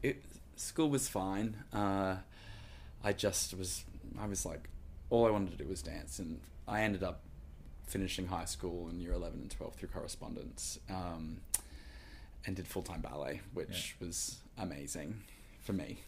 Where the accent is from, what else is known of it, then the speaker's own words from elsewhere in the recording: Gold Coast, Queensland, Australia; now in New York, United States; I'm from Queensland, and I ended up getting bust down to the Gold Coast where I'm from. So mum was 10 minutes away